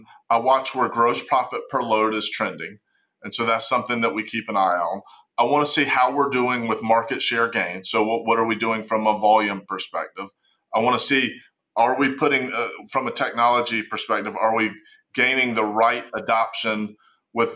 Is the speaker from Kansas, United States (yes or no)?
no; Charlotte, North Carolina, United States; accent: Southern (North Carolina); If my accent doesn't give it away, we're in Charlotte, North Carolina